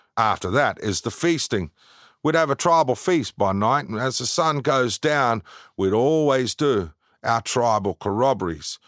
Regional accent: Brisbane, Queensland, Australia; my country

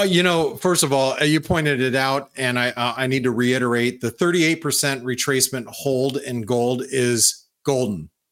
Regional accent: United States; being an American, being a boots on the ground American that I am

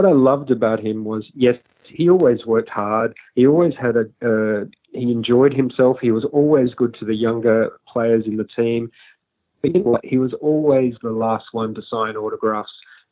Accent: Australia; as an Australian

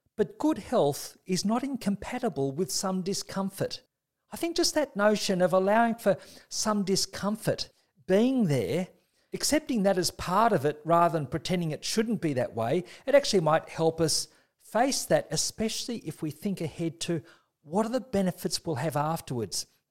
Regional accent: Australia; as an Australian

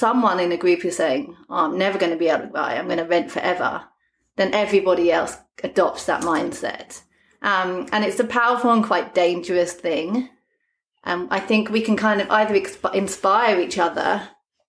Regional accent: London, United Kingdom; moved away as an adult; now in South Coast, Australia; I come from London

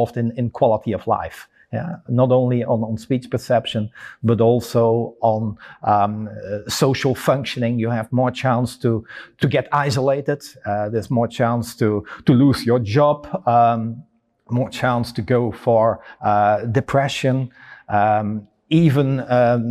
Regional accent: Belgium; I come from Belgium

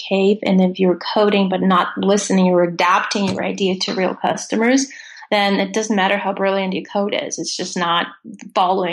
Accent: Russia; English is a second language; moved away as an adult; I grew up in Russia and I did not speak any English until I was 20 years old.

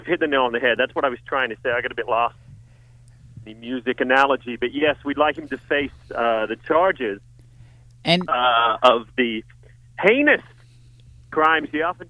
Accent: Los Angeles, California, United States; I'm from Los Angeles. I'm a long way away. I just thought I should project.

